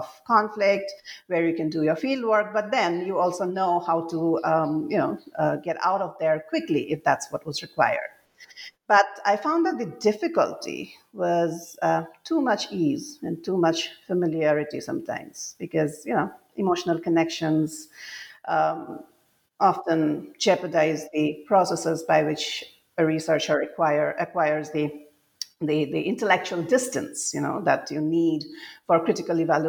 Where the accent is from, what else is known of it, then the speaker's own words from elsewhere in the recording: Assam, India; moved away as an adult; when I was growing up in Assam, and most of I grew up here during the conflict years, and then I spent most of my adult life away from home